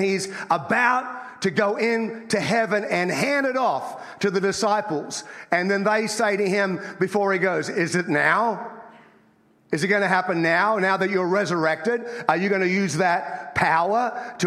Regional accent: Australia; moved away as an adult; now in United States; I grew up in Australia, as you can tell by my accent

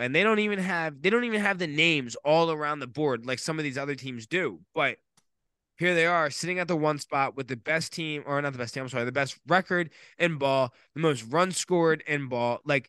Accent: Maryland, United States; Maryland natives.

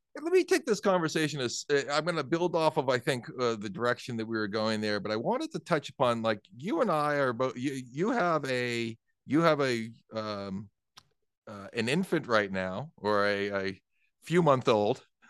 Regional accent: southern New Hampshire, United States; I grew up in New Hampshire

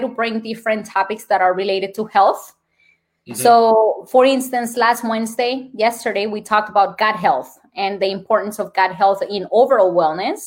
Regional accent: Colombia; accent: Colombian; English is a second language; moved away; My Colombian accent

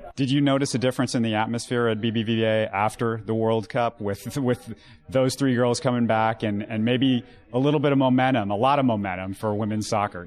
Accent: Houston, Texas, United States; I'm a Houstonian

